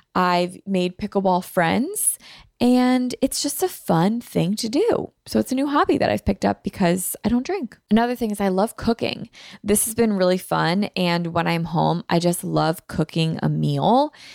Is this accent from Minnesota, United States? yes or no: no; Philadelphia, Pennsylvania, United States; I'm from Philly